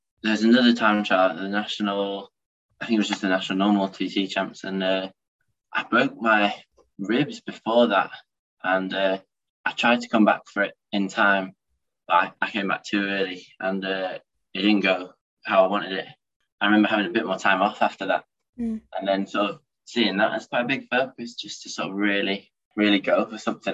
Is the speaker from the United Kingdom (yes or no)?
yes; United Kingdom; as a British rider